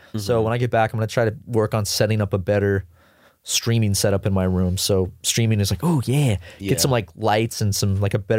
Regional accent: Charleston, South Carolina, United States; now in Los Angeles, United States; And I'm from Charleston.

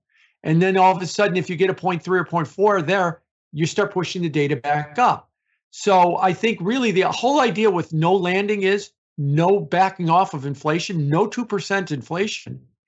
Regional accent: Chicago, Illinois, United States; I'm from Chicago

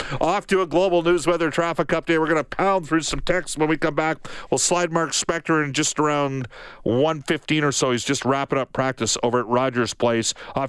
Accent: Alberta, Canada; I am an Albertan

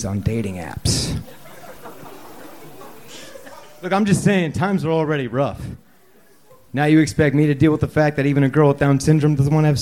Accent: Valencia, California, United States; moved away; also born or lived in Connecticut; I grew up in Valencia

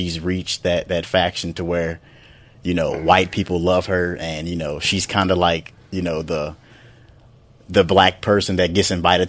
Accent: St. Louis, Missouri, United States; now in Atlanta, United States; I'm from St. Louis, Missouri, but, you know, I do live down here in Atlanta right now

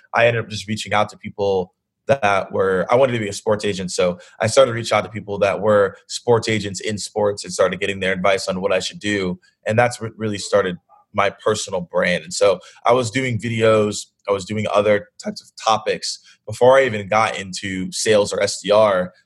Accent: Atlanta, Georgia, United States; I'm from Atlanta

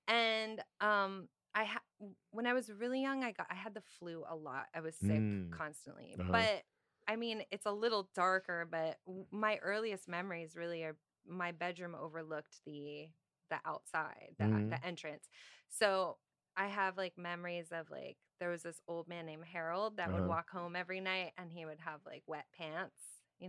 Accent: Stratford, Ontario, Canada; now in Toronto, Canada; until I was 16. I left home and moved to the city, to Toronto. But I was born in, well, technically I was born in Stratford.

